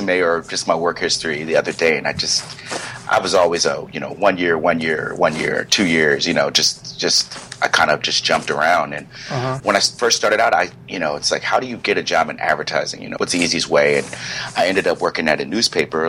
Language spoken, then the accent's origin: English; Silver Spring, Maryland, United States; also born or lived in Hampton, Virginia; I'm from Maryland originally, Silver Spring, Maryland